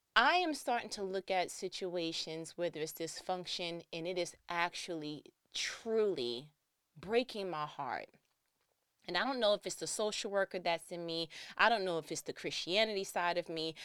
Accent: New York, United States; I'm from New York

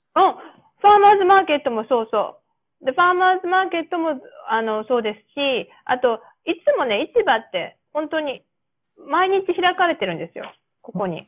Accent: Japan; accent: Japanese-accented English; moved away; 私のこの日本語なまりの英語

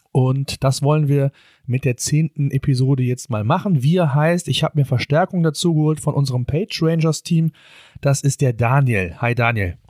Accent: Germany; bei uns in Deutschland

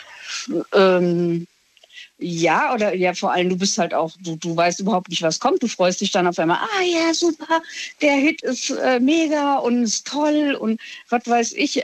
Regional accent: Hesse, Germany; ich aus Hessen komme

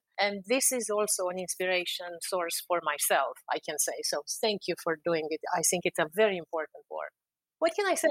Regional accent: Romania; moved away as an adult; now in Washington, D.C., United States; I'm from Eastern Europe, from Romania

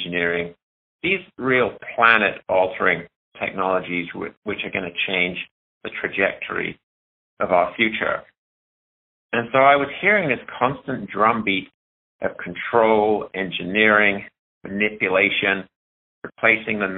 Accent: United Kingdom; moved away as an adult; now in Missoula, United States; back in the UK, where I learned my original philosophies of wildlife and animals

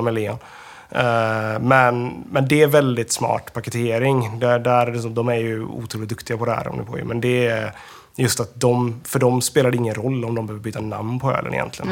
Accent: Västra Götaland, Sweden; jag är från Lillhättan

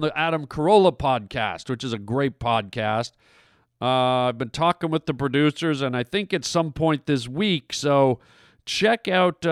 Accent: Vancouver, British Columbia, Canada; My hometown

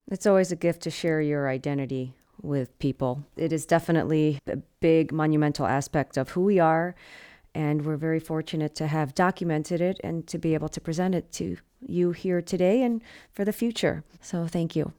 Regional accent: United States; merging our American and our Armenian essence of who we are

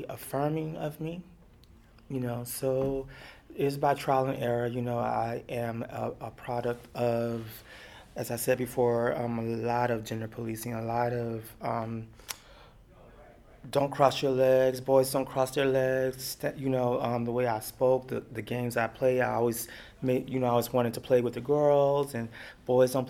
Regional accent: Beaumont, Texas, United States; also born or lived in Heidelberg, Germany; now in New York, United States; I grew up in Beaumont, Texas

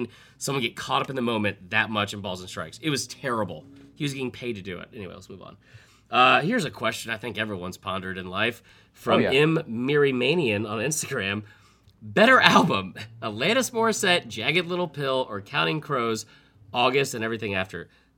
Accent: Atlanta, Georgia, United States; growing up in Atlanta

